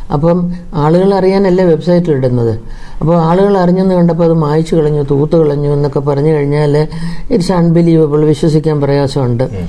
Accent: Kuttanad, Kerala, India; ഞാൻ ഈ കുട്ടനാട്ടിലൊക്കെ ജനിച്ചു വളർന്നത്

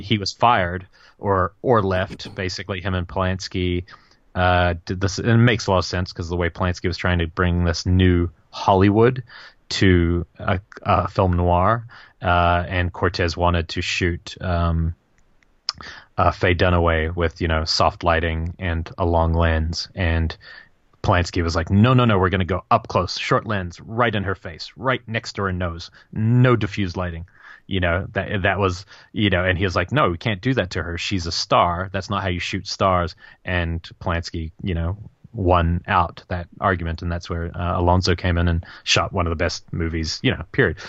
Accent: New Zealand; moved away; growing up in New Zealand

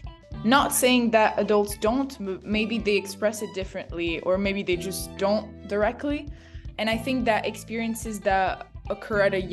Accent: France; moved away as an adult; also born or lived in Rome, Italy / Canada / United States; originally I was born in Italy, in Rome. And when I was 7 years old, my family and I moved to France, and that's where I've been living since then.

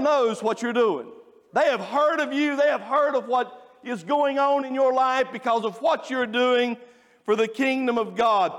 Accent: Stony Point, North Carolina, United States; I'm from Alexander County

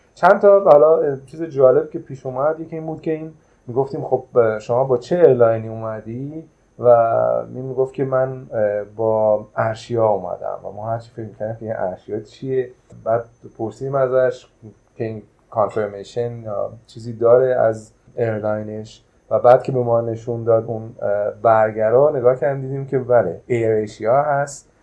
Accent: Iran; ما ایرانی هستیم

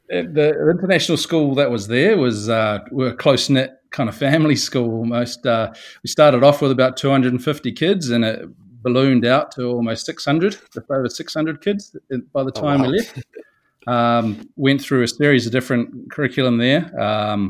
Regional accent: Rotorua, Bay of Plenty, New Zealand; moved away as an adult; also born or lived in Saudi Arabia; now in Japan; I'm from New Zealand, New Zealand trained and taught there for a few years out of a city called Rotorua. That's my hometown.

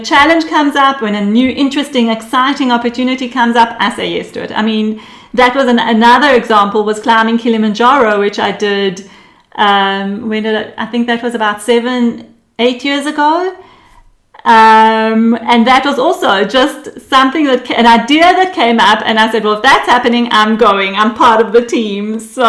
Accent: Israel; born there; also born or lived in United Kingdom / South Africa; I was born in Israel actually. My parents are Israeli. But over my life, they decided to live in different countries for the experience. So there was the UK for 2 years, and there was South Africa for 8 years.

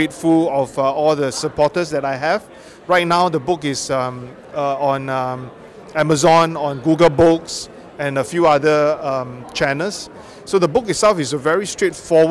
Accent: Singapore; from Singapore.

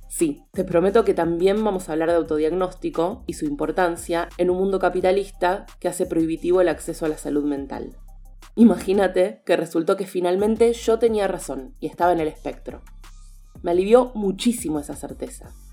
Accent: Argentina; Nací y vivo en Argentina

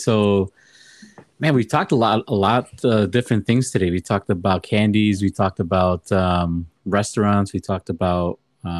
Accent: Chicago, Illinois, United States; my parents were born in Mexico, the motherland, and I was born in Chicago.

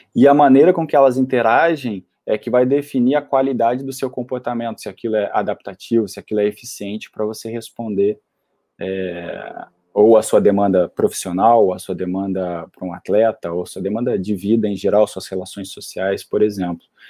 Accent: Curitiba, Paraná, Brazil; moved away as an adult; also born or lived in Florianópolis; eu cresci em Curitiba e fui fazer a faculdade e me formar em Florianópolis

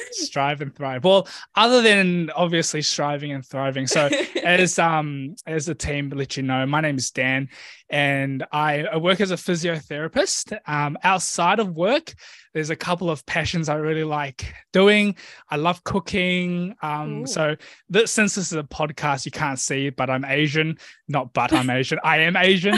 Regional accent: New Zealand; I grew up in New Zealand actually. So my family oh. immigrated to NZ when I was one years old.

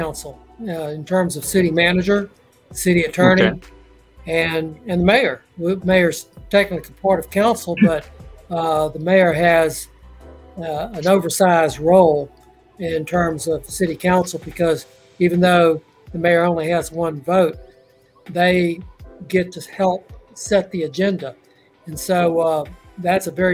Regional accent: Port Arthur, Texas, United States; I'm native to the area. I grew up in Port Arthur, went to Lamar University

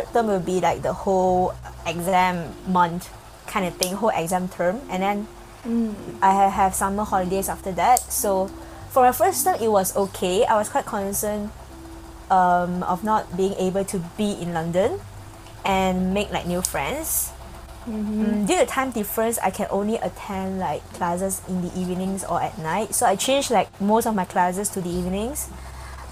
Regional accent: Ipoh, Perak, Malaysia; moved away; I went back to my hometown, Ipoh, because of some family issues.

